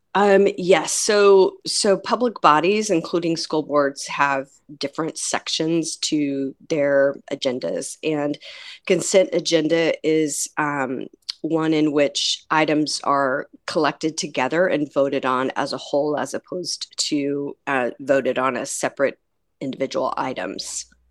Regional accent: Tulsa, Oklahoma, United States; this is my hometown. This is the s, the school district that raised me. I'm crazy mad in love with Tulsa

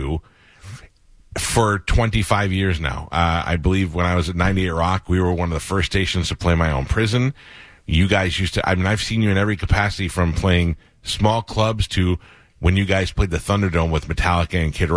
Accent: New York, United States; I grew up in New York

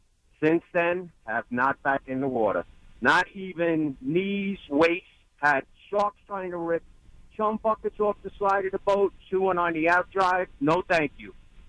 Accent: Long Island, New York, United States; Growing up on Long Island

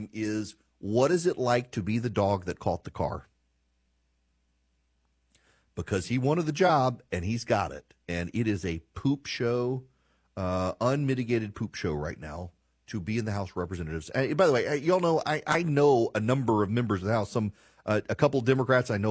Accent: Louisiana, United States; moved away as an adult; now in Georgia, United States; I love my home state. I live in Georgia and have for 20 years, but I love my home state of Louisiana.

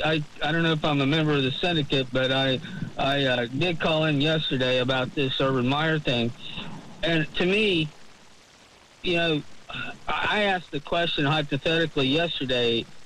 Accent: Ohio, United States; I'm from Ohio

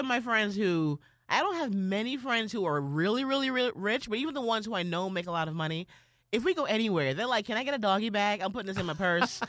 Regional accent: New York, United States; I'm not from Atlanta, I'm from New York

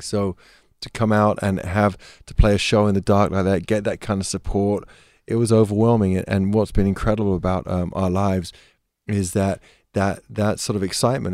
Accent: England, United Kingdom; being English

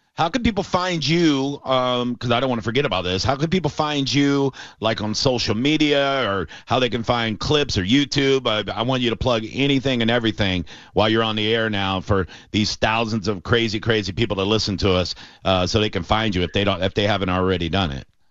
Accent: Tampa, Florida, United States; I'm a born and raised Tampanian.

